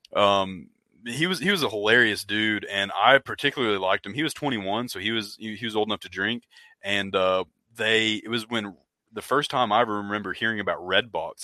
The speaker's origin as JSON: {"language": "English", "region": "Oklahoma", "country": "United States", "said": "he asked where i was from and i was uh, i told him oklahoma"}